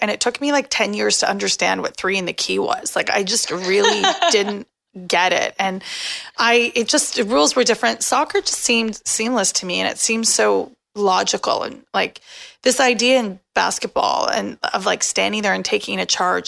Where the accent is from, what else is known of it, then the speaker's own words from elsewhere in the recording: Canada; I'm Canadian